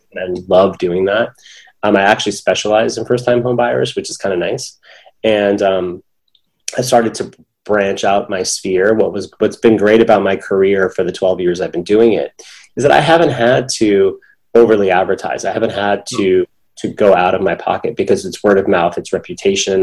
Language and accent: English; San Francisco, California, United States; moved away as an adult; now in Los Angeles, United States; I grew up in San Francisco, but my okay. family is uh, is from India and Pakistan